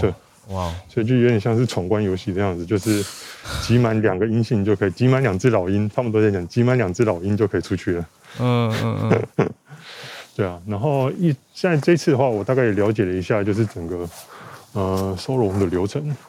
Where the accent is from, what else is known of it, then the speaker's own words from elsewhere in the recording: Taiwan; now in Shanghai, China; 我台湾人，我在这边工作。